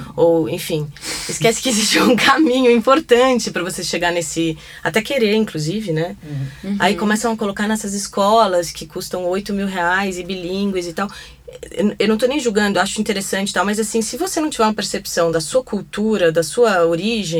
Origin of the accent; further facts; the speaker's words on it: Brazil; eu sou brasileira